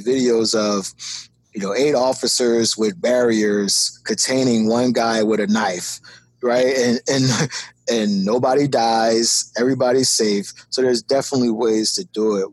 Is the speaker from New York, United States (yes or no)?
no; Philadelphia, Pennsylvania, United States; moved away as an adult; also born or lived in Tacoma, Washington; I'm from North Philadelphia